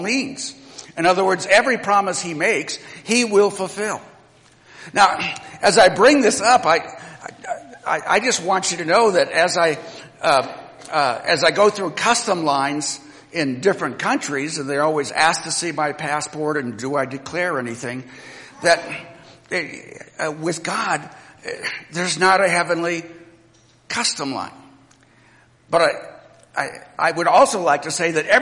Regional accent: United States; I'm an American citizen

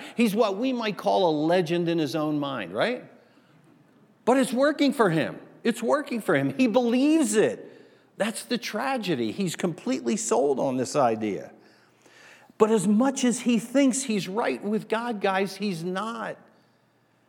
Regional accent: New Jersey, United States; moved away; also born or lived in Asbury Park; If you grew up where I grew up, back on the East Coast in New Jersey

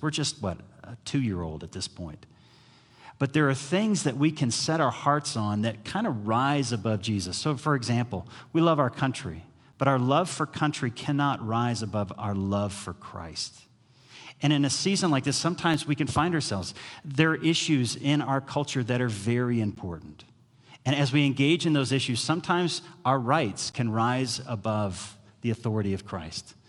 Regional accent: United States; as an American

